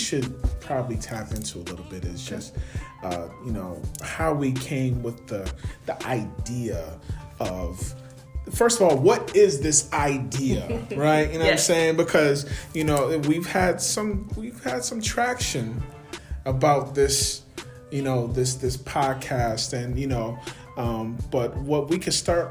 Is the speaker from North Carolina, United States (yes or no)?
no; Buffalo, New York, United States; born and raised in the city of Buffalo, okay, by way of the east side of Buffalo.